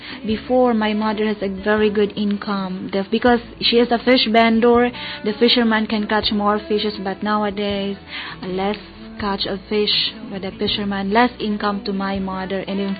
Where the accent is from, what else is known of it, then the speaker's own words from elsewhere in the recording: Philippines; also born or lived in San Miguel Island; from the Philippines